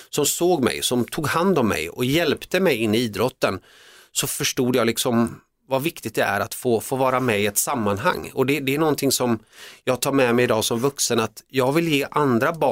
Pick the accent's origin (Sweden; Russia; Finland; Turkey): Finland; born there; det visade sig efteråt sen när jag forskade i, i min uppväxt att jag var född i Finland men vi bodde delvis en kort period